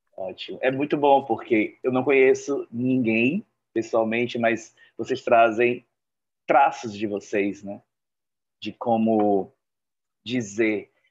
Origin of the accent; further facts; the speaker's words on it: Joinville, Santa Catarina, Brazil; Sou de Joinville